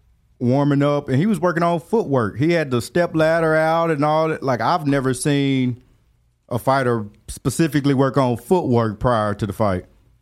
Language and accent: English; Decatur, Alabama, United States; I'm from Decatur, Alabama.